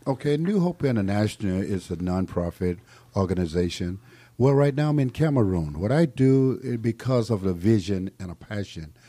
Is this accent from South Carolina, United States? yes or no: yes; South Carolina, United States; moved away; also born or lived in Atlanta; I was born in South Carolina. I was born in nineteen forty-six. I had no running water, no electric lights, no inside plumbing